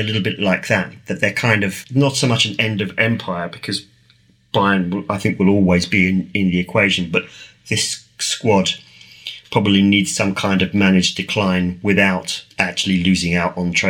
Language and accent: English; England, United Kingdom; as an Englishman